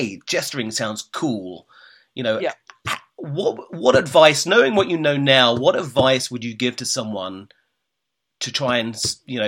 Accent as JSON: {"language": "English", "region": "England", "country": "United Kingdom", "tie": "born or raised there", "moved": "yes", "lives_now": "United States", "said": "when I was growing up in England"}